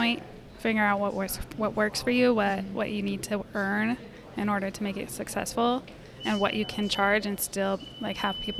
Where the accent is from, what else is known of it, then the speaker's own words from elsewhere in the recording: New Mexico, United States; Yeah, so I come from New Mexico, and El Paso, Texas was like a 45-minute drive.